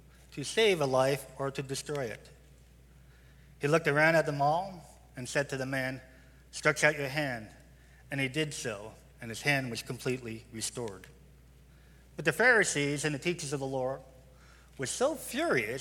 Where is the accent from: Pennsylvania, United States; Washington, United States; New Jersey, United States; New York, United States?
New York, United States; now in Tucson, United States; I'm from New York.